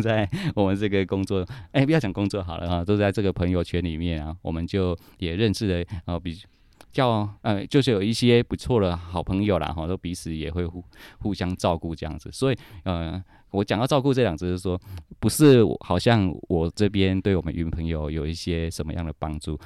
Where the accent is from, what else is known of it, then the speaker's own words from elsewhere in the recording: Minxiong, Chiayi County, Taiwan; moved away as an adult; 回来到我自己的故乡。啊，我住在民雄，那回来嘉义